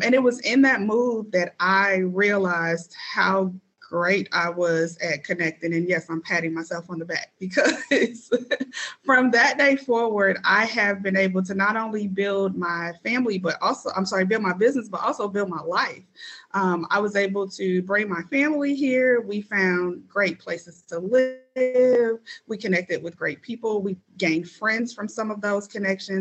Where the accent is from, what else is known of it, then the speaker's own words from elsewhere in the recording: St. Louis, Missouri, United States; moved away as an adult; now in Indianapolis, United States; I am actually a Indianapolis implant. So I'm not born and raised here. I'm originally from St. Louis, Missouri